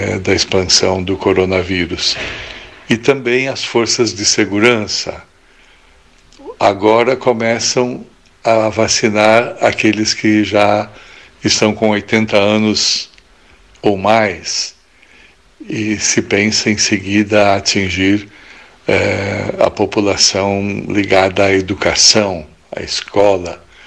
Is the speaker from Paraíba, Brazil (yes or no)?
no; Pelotas, Rio Grande do Sul, Brazil; now in Italy